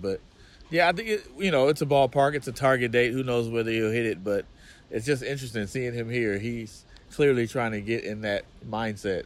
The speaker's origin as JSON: {"language": "English", "region": "California", "country": "United States", "said": "I'm from Cali"}